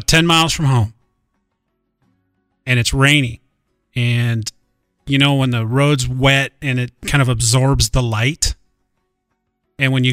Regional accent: Montana, United States; I've learned growing up in Montana that you never swerve to miss an animal.

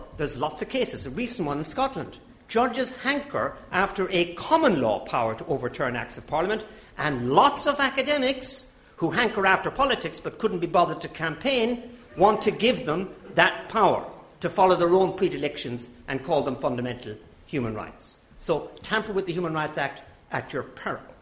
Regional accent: Ireland; as an Irishman.

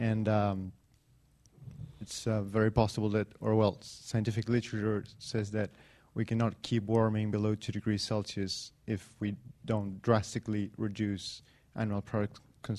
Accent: Argentina; I'm from Argentina.

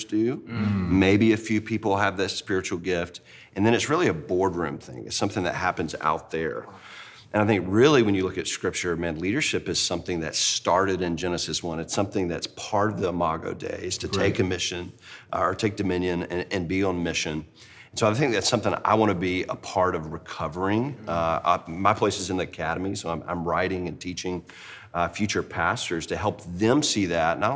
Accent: Deep South, United States; I grew up in the Deep South in a Christian family

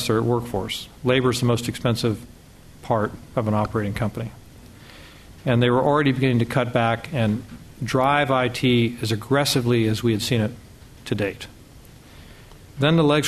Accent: United States

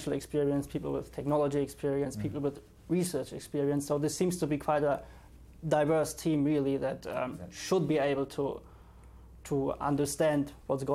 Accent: Germany; moved away as an adult; now in London, United Kingdom; I'm from Germany.

